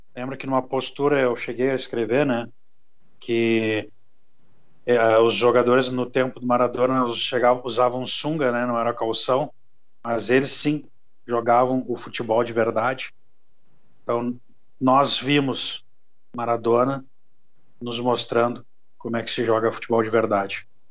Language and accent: Portuguese; Brazil; eu como brasileiro